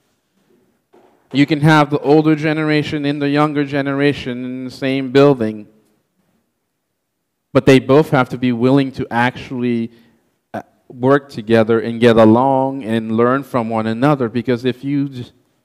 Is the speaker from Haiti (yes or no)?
yes; Haiti; English is a second language; moved away; I was born and raised in Haiti